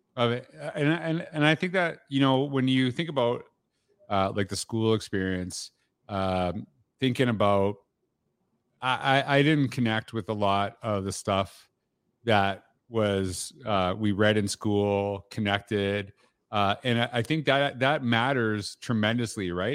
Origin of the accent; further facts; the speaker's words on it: Canada; growing up in Canada